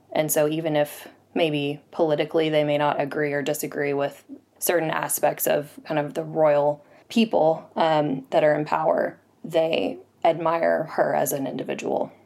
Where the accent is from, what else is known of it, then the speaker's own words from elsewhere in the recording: Rogers, Arkansas, United States; now in London, United Kingdom; I'm from Rogers, Arkansas, and I'm a tutor and business owner, and I'm currently in London